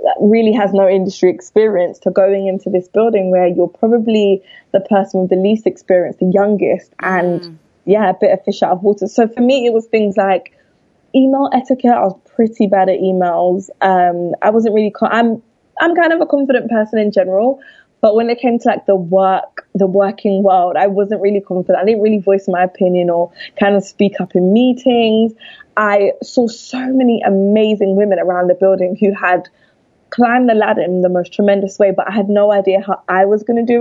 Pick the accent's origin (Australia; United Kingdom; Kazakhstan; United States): United Kingdom; London; I'm from London, which you'll be able to tell by my accent.